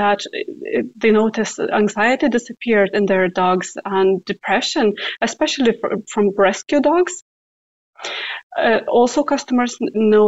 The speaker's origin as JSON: {"language": "English", "country": "Lithuania", "moved": "yes", "said": "Originally, I am from Lithuania, and we have a coast at the Baltic Sea"}